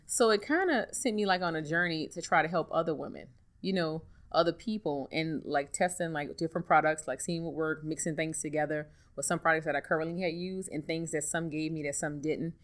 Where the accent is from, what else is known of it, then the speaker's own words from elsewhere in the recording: New Orleans, Louisiana, United States; I'm from New Orleans, born and raised